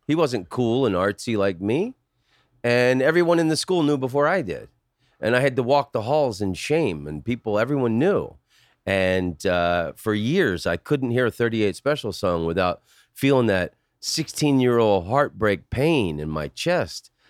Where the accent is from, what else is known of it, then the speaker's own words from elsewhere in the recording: Oviedo, Florida, United States; Oviedo was a small citrus farming village when I grew up there.